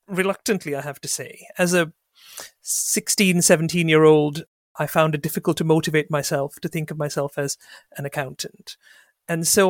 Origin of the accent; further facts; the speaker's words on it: Sri Lanka; I grew up in Sri Lanka as actually part of a small ethnic minority there.